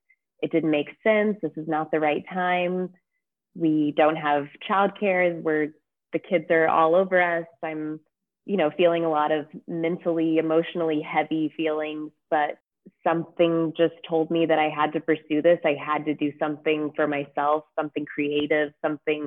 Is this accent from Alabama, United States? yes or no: no; California, United States; moved away as an adult; now in Geneva, Switzerland; I'm a Californian like you, Lauren, but I live in Geneva, Switzerland